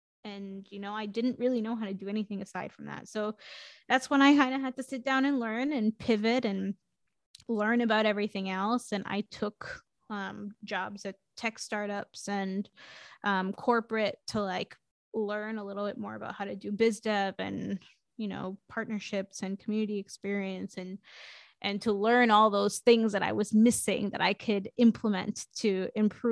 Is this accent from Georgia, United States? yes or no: no; New York City, New York, United States; now in Portland, United States; I'm originally from New York City. I grew up in Queens